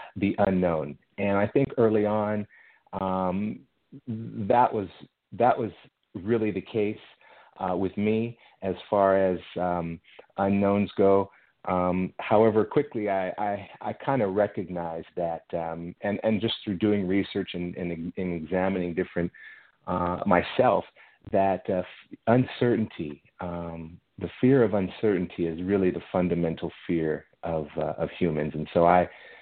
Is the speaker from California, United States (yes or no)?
yes; Los Angeles, California, United States; moved away as an adult; also born or lived in Israel / Italy / France; I grew up in Los Angeles